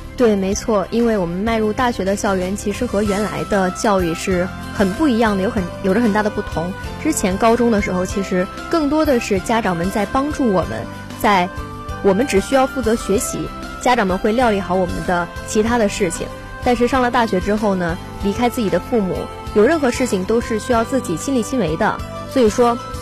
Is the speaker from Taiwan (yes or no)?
no; Northeast China, China; moved away as an adult; now in Zhanjiang, China; 我呢又是一个土生土长的东北人